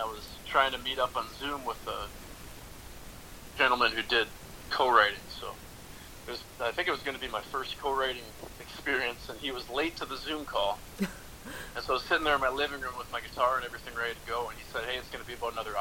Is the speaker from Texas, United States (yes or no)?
no; Duluth, Minnesota, United States; I'm from Duluth, Minnesota